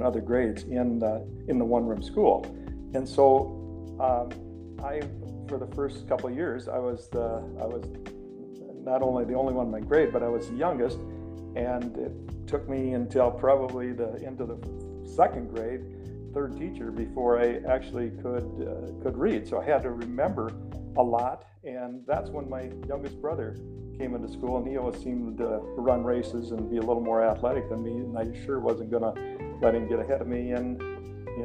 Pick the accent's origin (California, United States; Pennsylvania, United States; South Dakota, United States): South Dakota, United States; Rapid City; I'm from Rapid City, South Dakota